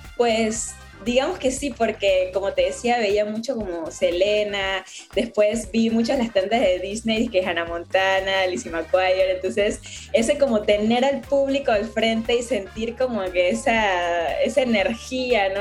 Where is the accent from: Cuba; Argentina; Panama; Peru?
Panama; La Chorrera, Panamá Oeste; also born or lived in Guadalajara, Mexico; no vivo en la ciudad de Panamá, eh, más como, digamos, como al interior o después del puente de las Américas, como a 45 minutos. Entonces ahí crecí